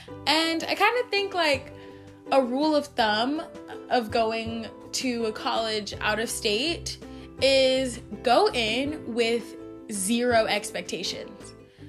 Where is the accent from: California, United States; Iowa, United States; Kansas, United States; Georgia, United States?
Georgia, United States; now in Utah, United States; And I completely forgot to say that I am from Georgia. I live in the suburbs, like 40 minutes from Atlanta.